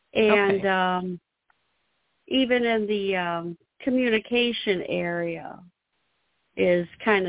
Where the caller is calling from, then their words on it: Illinois, United States; I'm calling from Illinois.